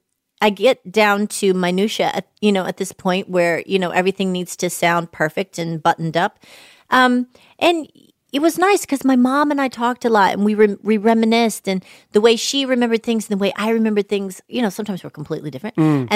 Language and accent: English; Atlanta, Georgia, United States; I'm from Atlanta.